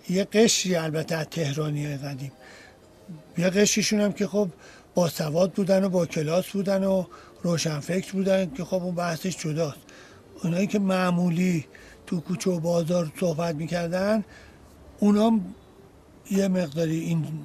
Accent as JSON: {"language": "Persian", "town": "Tehran", "region": "Tehran Province", "country": "Iran", "tie": "born or raised there", "said": "تو مختاری امیریه به دنیا آمدم متولد 1330 هم هستم"}